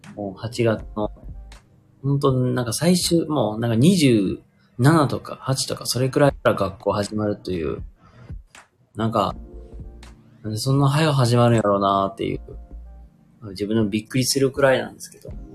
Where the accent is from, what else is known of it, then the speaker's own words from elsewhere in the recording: Kansai, Japan; accent: Kansai dialect; now in Hyogo, Japan; 僕まあ一応関西人なんで、結構関西弁で、まあ話してる。